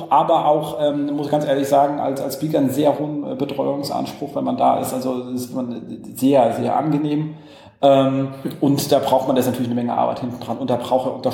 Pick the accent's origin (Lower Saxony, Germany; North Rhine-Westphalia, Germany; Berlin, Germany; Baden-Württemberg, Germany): Berlin, Germany; Also für uns als Berliner, Straßenreinigung.